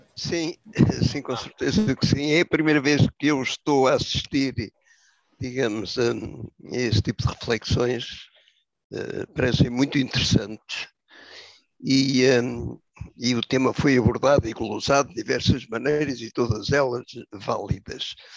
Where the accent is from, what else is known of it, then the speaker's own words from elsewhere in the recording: Portugal; como portugueses